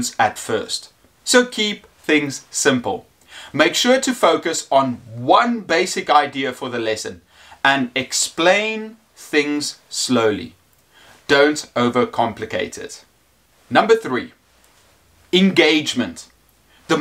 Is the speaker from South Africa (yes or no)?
yes; South Africa; I am an English teacher from South Africa.